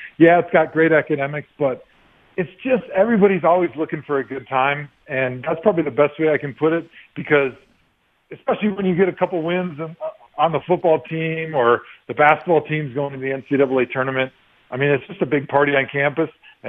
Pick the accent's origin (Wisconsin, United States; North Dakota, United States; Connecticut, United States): Wisconsin, United States; Milwaukee; I grew up in Milwaukee